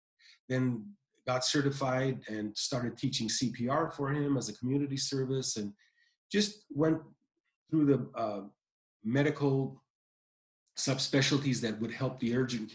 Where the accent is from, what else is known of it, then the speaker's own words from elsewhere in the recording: Michigan, United States; also born or lived in Iran; now in California, United States; I grew up in Michigan.